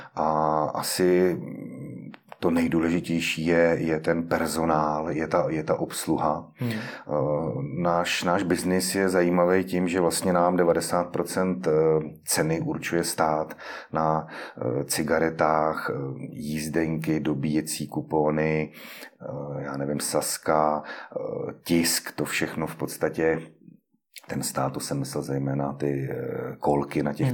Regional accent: Liberec, Liberec Region, Czechia; u nás v Liberci

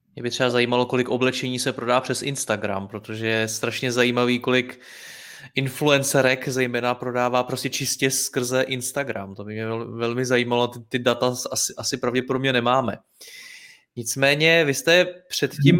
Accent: Czechia; jako Češi

